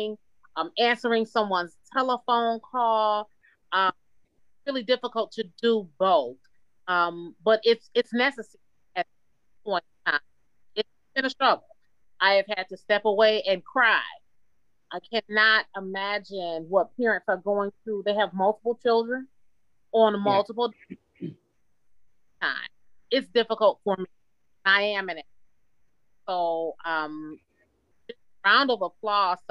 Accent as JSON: {"language": "English", "town": "Detroit", "region": "Michigan", "country": "United States", "tie": "born or raised there", "said": "I'm a lifelong Detroiter. Born and raised in Detroit, went to school in Detroit, work and continue to live in Detroit"}